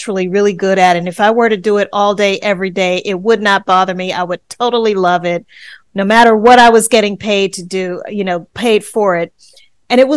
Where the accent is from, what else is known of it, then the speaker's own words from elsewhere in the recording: Louisiana, United States; also born or lived in New Orleans, Louisiana; I'm originally from Louisiana